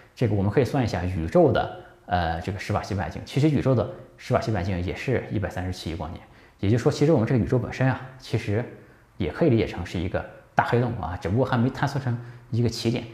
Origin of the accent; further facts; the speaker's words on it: China; 这个好比我们中国人吃饭啊